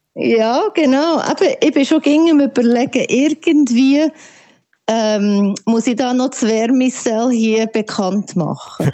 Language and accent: German; Switzerland; now in White Rock, Canada; ich bin immer ein Schweizer